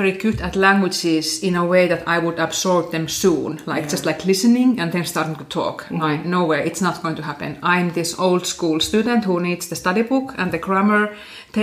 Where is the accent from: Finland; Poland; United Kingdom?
Finland; English is a second language; moved away as an adult; also born or lived in Reykjavik, Iceland; now in Ísafjörður, Iceland; quiet and stupid girl from Finland